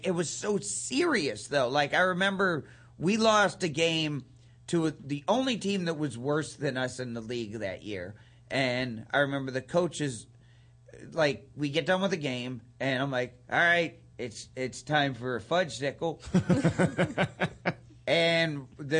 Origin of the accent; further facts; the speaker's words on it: East Liverpool, Ohio, United States; also born or lived in Canton, Ohio; we moved from back to my hometown, which is East Liverpool, Ohio, where I was born and where my parents were born and everything